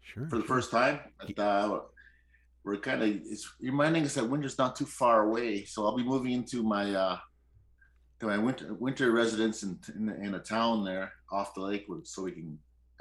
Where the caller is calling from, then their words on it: Northern Ontario, Canada; I'm calling in from Northern Ontario.